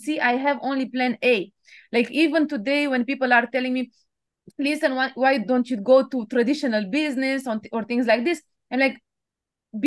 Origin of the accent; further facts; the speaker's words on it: Romania; moved away as an adult; also born or lived in Bucharest, Romania; now in Paris, France; I was born in Romania, like you said, and it was just after the communist period